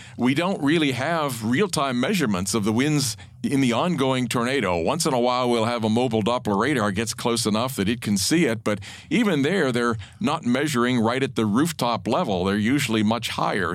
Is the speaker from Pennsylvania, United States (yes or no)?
yes; Pennsylvania, United States; to be going in state was kind of the only option, and and Penn State really was the only school in in Pennsylvania